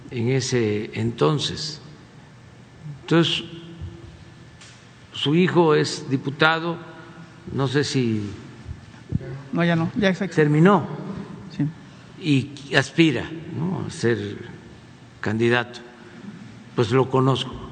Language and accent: Spanish; Quintana Roo, Mexico; soy de Quintana Roo, que es un estado que quiero mucho porque es una gente muy solidaria, muy fraterna